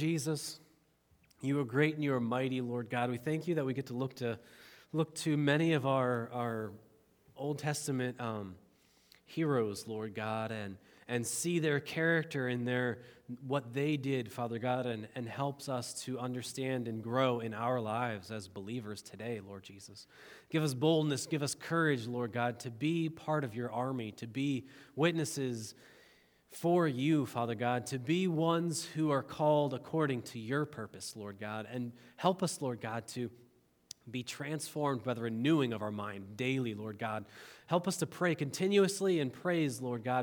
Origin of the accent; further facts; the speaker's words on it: United States; I love being an American citizen